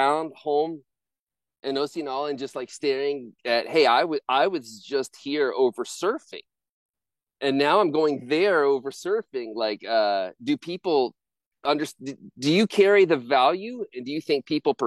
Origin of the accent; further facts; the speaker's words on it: Florida, United States; now in Costa Rica; I'm from Florida